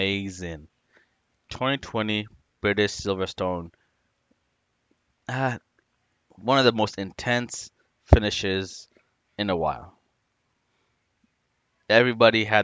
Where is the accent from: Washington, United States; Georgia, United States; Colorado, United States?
Washington, United States; I'm from Washington State